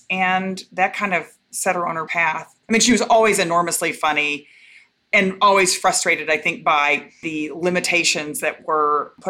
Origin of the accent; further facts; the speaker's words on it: Waco, Texas, United States; I grew up in Texas. {S0} Yes. {S1} And I was born in Waco, and mom and dad were from Waco